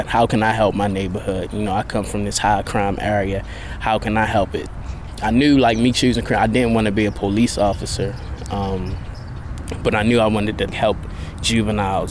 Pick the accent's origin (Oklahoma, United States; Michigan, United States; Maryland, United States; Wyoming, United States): Maryland, United States; Baltimore; I grew up in West Baltimore, Northwest Baltimore to be exact, off of Park Heights and Belvedere, the blocks, St. Charles Street